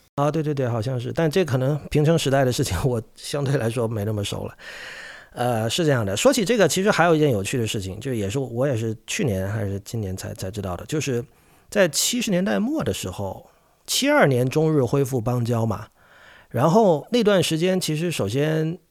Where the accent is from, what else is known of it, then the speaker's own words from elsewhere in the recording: China; 像我这一代，我出生于一九八零年嘛，的中国乐迷